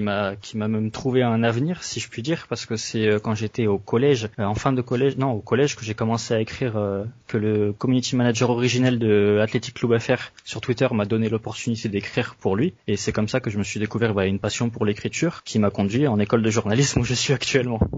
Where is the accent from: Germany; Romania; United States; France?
France; French Basque Country, Nouvelle-Aquitaine; en tant que basque